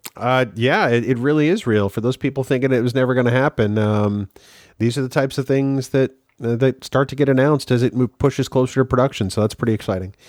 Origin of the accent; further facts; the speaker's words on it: Manchester, New Hampshire, United States; growing up in Manchester, New Hampshire